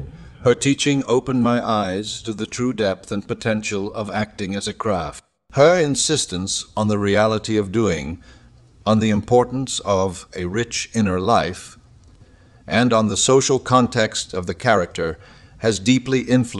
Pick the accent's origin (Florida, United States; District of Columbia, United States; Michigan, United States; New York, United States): Michigan, United States; Detroit; I grew up in Detroit, Michigan during the Great Depression, which brought with it certain hardships.